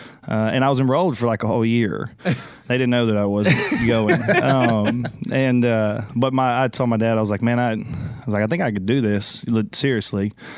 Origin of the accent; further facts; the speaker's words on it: Conroe, Texas, United States; now in Austin, United States; I grew up in a town called Conroe.